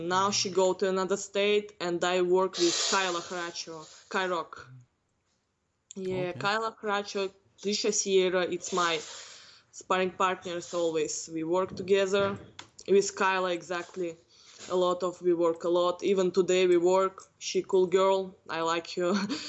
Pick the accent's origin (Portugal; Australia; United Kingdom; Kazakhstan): Kazakhstan; Northern Kazakhstan; English is a second language; now in United States; Because now here evening in my country getting morning.